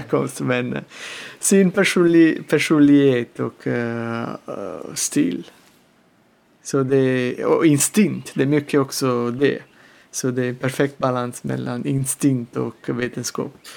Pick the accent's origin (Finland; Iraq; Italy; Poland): Italy; Salerno, Campania; Swedish is a second language; moved away as an adult; also born or lived in Tuscany; now in Gotland, Sweden; min pappa planterade en liten vingård i, utanför Salerno där jag kommer ifrån i södra Italien